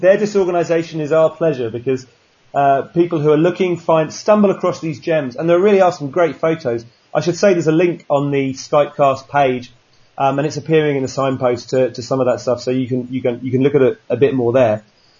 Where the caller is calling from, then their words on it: Sydney, New South Wales, Australia; I'm talking from Sydney.